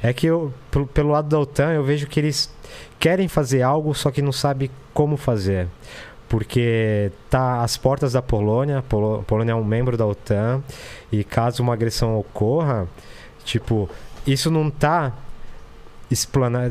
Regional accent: Brazil; moved away; also born or lived in Ukraine; eu agora tô refugiado num país onde o nosso presidente é solidário à Rússia

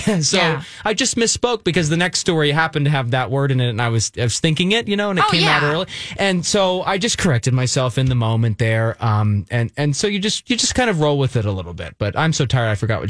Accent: East Coast, United States; moved away; I am from the East Coast, you know, I can't shake all of that.

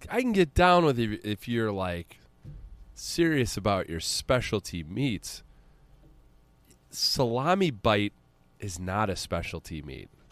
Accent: United States; we're American

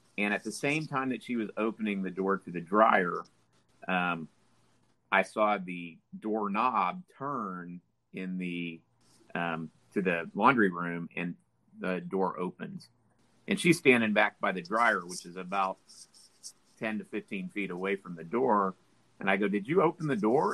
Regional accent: Tulsa, Oklahoma, United States; I grew up in Midtown Tulsa.

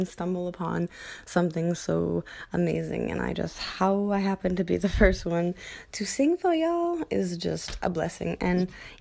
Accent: Canada; I am Canadian. I'm from Canada, up north.

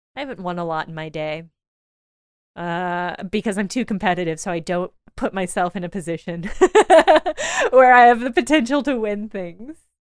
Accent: Illinois, United States; moved away; I come from Illinois

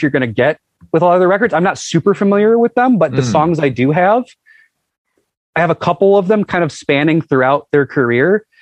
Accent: Buffalo, New York, United States; in Buffalo, my hometown

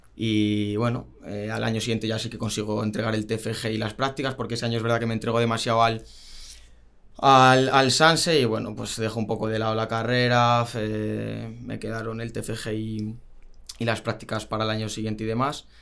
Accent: Getafe, Community of Madrid, Spain; now in Rivas-Vaciamadrid, Spain; yo nací en Madrid, eh, me crié normal con mis padres en en Getafe, luego pasamos a vivir a Rivas, que es donde vivo ahora

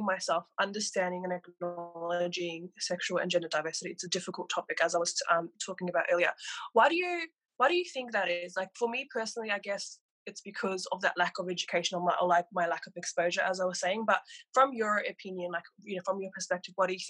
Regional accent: Granville, New South Wales, Australia; I grew up in Granville myself, and I also go to Western Sydney University

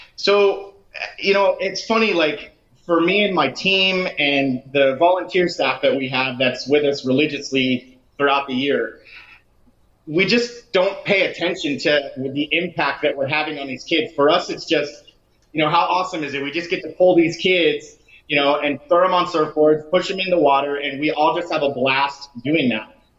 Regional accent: Lake Worth, Florida, United States; My wife and I are both from the west side of Lake Worth. I grew up surfing in Palm Beach County from you know 11, 12 years old uh, all the way through to my 20s

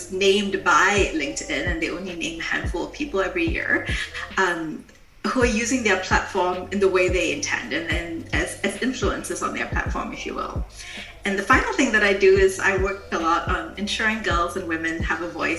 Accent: Singapore; moved away as an adult; now in Germany; I'm from Singapore, and I live in Germany because my husband's a German diplomat, and we move around the world a lot.

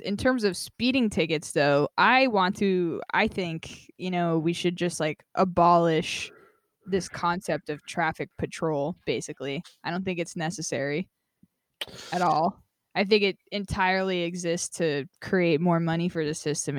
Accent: Las Vegas, Nevada, United States; now in California, United States; I grew up in Vegas

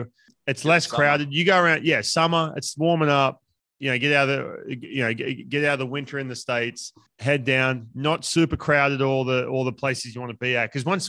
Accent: Newcastle, New South Wales, Australia; my hometown. Yeah. You'll be in Newcastle.

